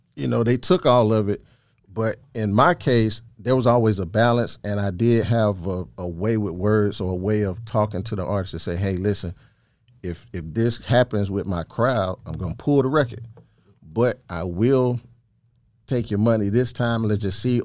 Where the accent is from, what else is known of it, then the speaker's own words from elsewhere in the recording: Thomaston, Georgia, United States; also born or lived in Macon, Georgia; I'm originally from Thomaston, Georgia